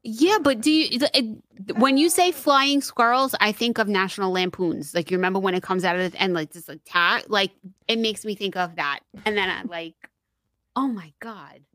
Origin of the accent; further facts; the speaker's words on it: New York City, New York, United States; moved away; we grew up in Queens